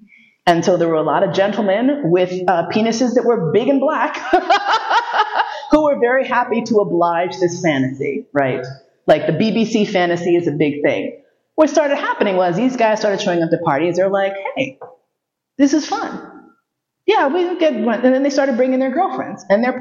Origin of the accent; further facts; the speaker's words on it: New York City, New York, United States; moved away; also born or lived in Vienna; I grew up in New York City